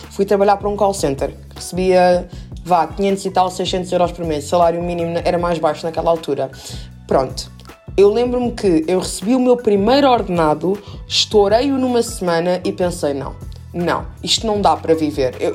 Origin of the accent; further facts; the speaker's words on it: Brazil; now in Lisbon, Portugal; eu sou brasileira, mas sou lisboeta. Eu sou lisboeta de coração e eu amo a minha Lisboa